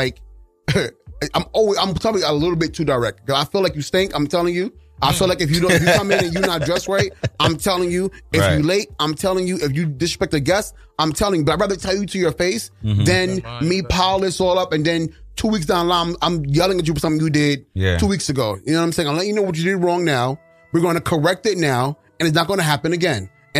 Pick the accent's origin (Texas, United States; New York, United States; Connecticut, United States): New York, United States; New York City; I'm from Brooklyn.